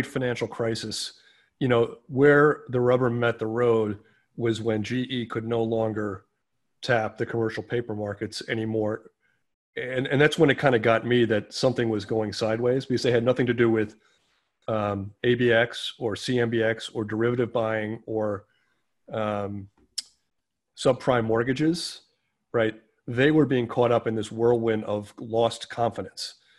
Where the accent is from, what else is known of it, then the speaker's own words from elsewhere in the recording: New York City, New York, United States; I'm a New Yorker through and through